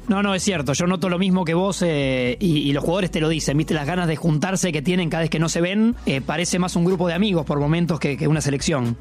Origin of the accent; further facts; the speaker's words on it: Argentina; lo orgulloso que somos los argentinos